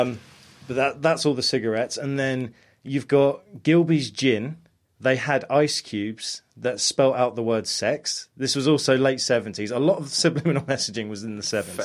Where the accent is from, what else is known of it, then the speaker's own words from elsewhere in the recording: United States; moved away; growing up in America, we used to eat Tostitos all the time